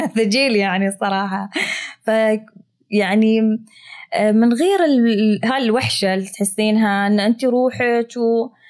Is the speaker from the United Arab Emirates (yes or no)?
yes; United Arab Emirates; accent: Emirati; بلهجتي الاماراتيه المعروفه